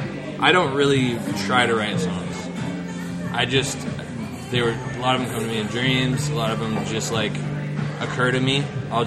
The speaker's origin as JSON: {"language": "English", "town": "Des Moines", "region": "Iowa", "country": "United States", "tie": "born or raised there", "moved": "yes", "lives_now": "Los Angeles, United States", "said": "I was born in Des Moines, Iowa, and raised there in Iowa."}